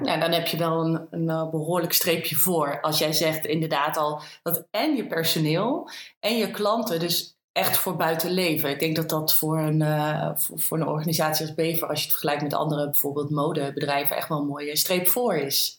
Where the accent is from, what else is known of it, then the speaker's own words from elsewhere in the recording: Green Heart, Netherlands; beide zijn we opgegroeid in het Groene Hart, wonen daar ook allebei nog steeds.